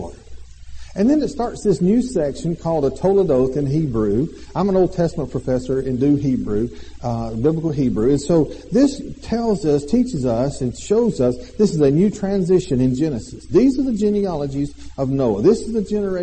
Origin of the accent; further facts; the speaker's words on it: Alabama, United States; We are from Alabama.